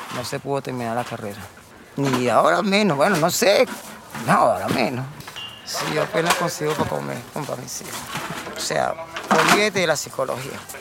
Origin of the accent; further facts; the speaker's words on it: Venezuela; recuerda que soy venezolano, no colombiano